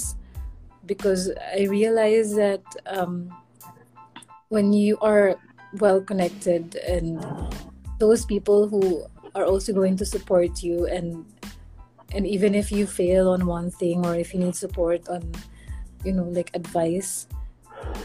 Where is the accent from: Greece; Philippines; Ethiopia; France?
Philippines; I'm just from the Philippines